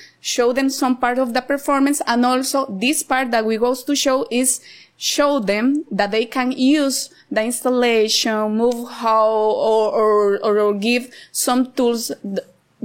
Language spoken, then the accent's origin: English; Cartago, Costa Rica; moved away as an adult; now in Nosara, Costa Rica; I grew up in Cartago, so I am a Costa Rica.